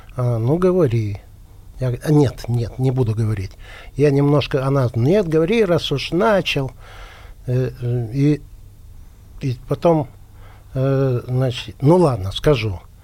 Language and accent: Russian; Yekaterinburg, Sverdlovsk Oblast, Russia; moved away; мы же оба из Екатеринбурга, угу. Uh Свердловска. И дружили еще, будучи маленькими